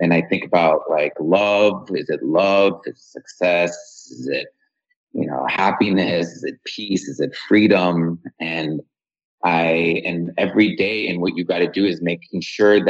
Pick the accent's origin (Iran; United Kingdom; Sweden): Iran; moved away; I'm from Iran